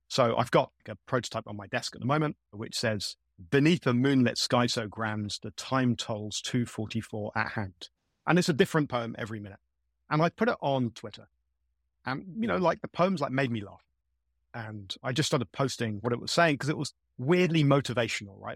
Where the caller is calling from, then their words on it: London, United Kingdom; I'm calling from South London in the UK.